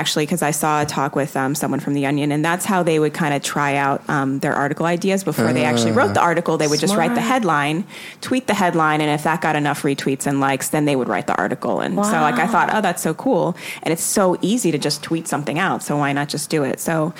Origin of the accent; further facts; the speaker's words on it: Jamaica; I was working on this joke about being Jamaican and how everyone's always asking me to do the accent.